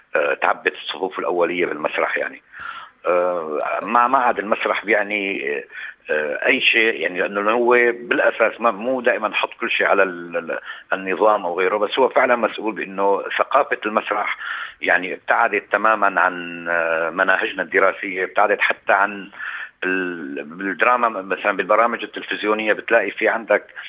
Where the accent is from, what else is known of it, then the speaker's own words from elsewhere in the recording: Aleppo, Aleppo Governorate, Syria; moved away as an adult; عندنا بحلب